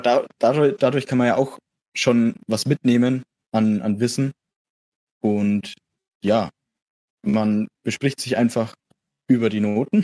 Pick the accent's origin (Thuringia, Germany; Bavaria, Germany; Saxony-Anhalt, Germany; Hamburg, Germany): Bavaria, Germany; near Erlangen, Middle Franconia; komme aus der Nähe von Erlangen, ich bin aus Mittelfranken